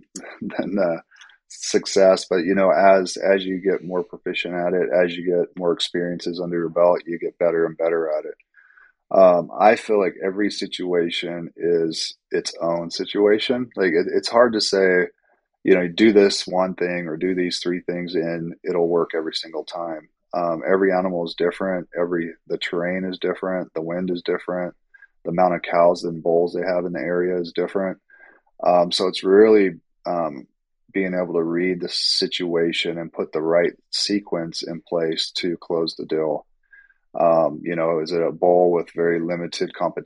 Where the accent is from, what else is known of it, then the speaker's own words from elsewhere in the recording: Central California, United States; moved away; also born or lived in Silicon Valley; I grew up in Central California